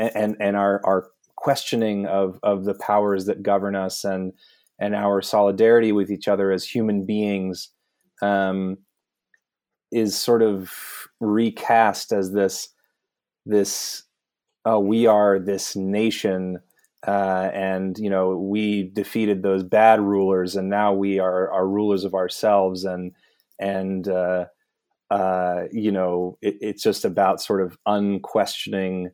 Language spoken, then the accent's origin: English; United States; as an American